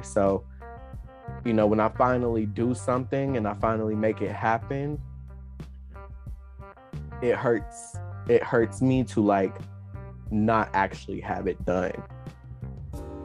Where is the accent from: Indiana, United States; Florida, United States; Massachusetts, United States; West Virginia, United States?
West Virginia, United States; Princeton; I'm from Princeton, West Virginia